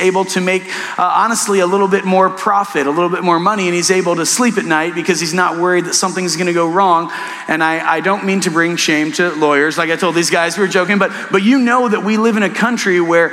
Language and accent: English; Wayne County, Ohio, United States; I'm from Wayne County, which borders Holmes County, the largest Amish settlement in the world.